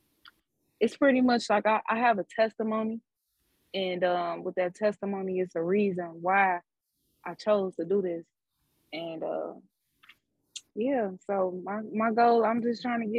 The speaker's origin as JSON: {"language": "English", "town": "Chicago", "region": "Illinois", "country": "United States", "said": "I am from Chicago."}